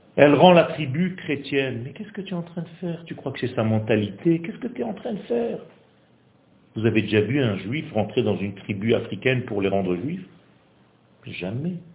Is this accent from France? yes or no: no; Israel; first language Hebrew; French is a second language; ma langue, c'est l'hébreu. Moi, je ne suis pas français. Je suis né en Israël et j'ai juste appris le français pour venir donner un cours ici